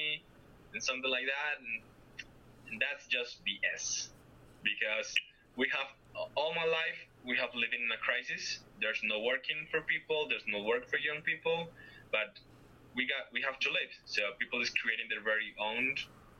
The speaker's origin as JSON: {"language": "English", "town": "Medellin", "region": "Antioquia", "country": "Colombia", "tie": "born or raised there", "said": "I grew up in the Andes region, in the mountains, Medellin"}